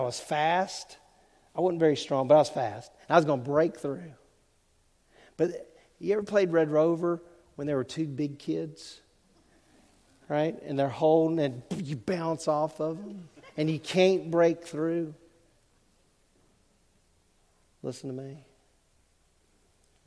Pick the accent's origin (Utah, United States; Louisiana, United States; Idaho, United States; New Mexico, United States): Louisiana, United States; Southwest; When I was growing up in Southwest Louisiana, in the 1970s